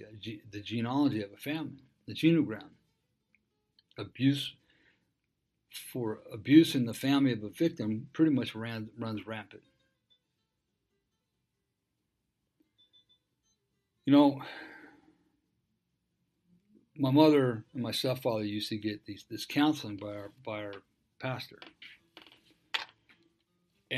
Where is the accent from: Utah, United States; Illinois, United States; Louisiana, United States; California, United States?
California, United States; Dana Point; I grew up in Dana Point. Moved there when I was 12, right after my father died.